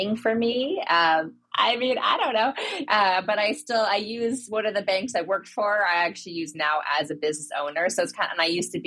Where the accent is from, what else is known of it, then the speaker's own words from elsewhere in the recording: Seattle, Washington, United States; moved away as an adult; also born or lived in California; now in Ohio, United States; I'm from Seattle, small family, very tight family